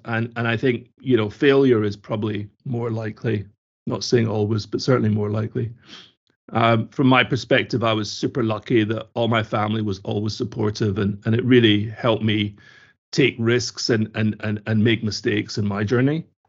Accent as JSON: {"language": "English", "town": "Glasgow", "region": "Scotland", "country": "United Kingdom", "tie": "born or raised there", "said": "I grew up in Scotland, in Glasgow"}